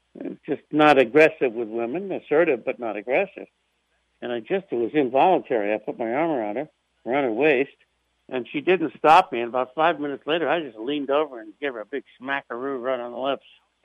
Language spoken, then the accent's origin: English; New York City, New York, United States; I'm from Brooklyn.